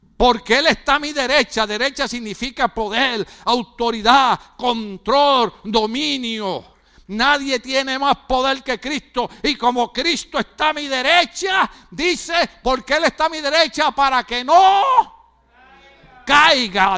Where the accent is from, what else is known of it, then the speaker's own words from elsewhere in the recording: Puerto Rico; moved away; En mi país, que de ahí es él, en mi país